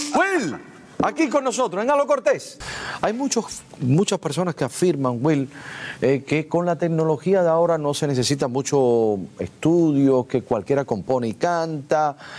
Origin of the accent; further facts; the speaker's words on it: Cuba; nosotros los cubanos